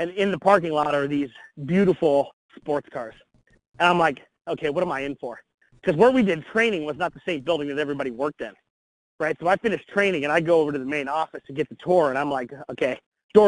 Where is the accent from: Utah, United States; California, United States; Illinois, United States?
Utah, United States; Salt Lake City; I was born and raised in Salt Lake City, Utah